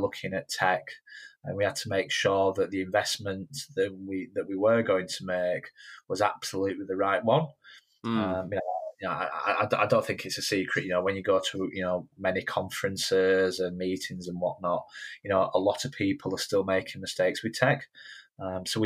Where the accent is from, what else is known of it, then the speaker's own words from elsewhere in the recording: Yorkshire and the Humber, United Kingdom; growing up in Yorkshire